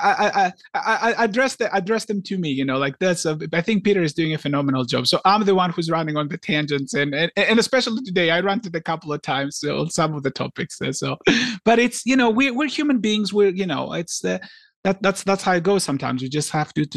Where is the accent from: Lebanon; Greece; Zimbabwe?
Greece; I grew up in Greece